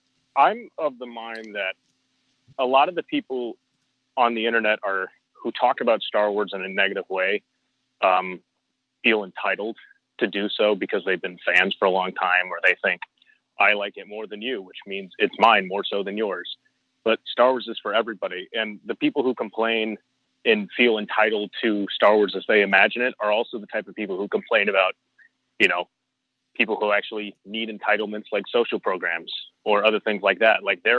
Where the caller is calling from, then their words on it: San Mateo, California, United States; from San Mateo, California, buddy.